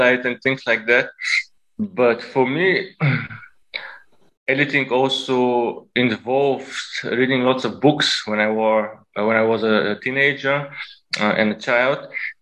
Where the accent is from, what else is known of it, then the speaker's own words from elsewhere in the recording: Bulgaria; moved away as an adult; now in Berlin, Germany; I was born in Bulgaria, and when I was 19, I moved to Germany to study.